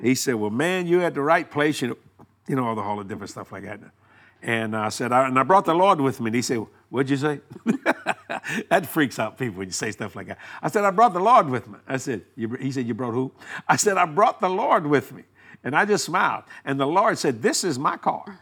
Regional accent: Houma, Louisiana, United States; born or raised there; also born or lived in New Orleans, Louisiana

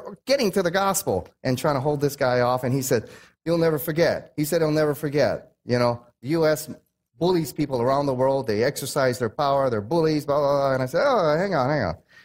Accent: United States; I'm American.

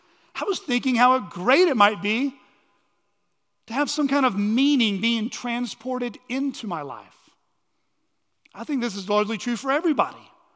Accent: Texas, United States; also born or lived in New Mexico; Now, I was born in Texas, and save for 3 years of childhood spent in New Mexico, I grew up in Texas. But I never felt quite at home in Texas.

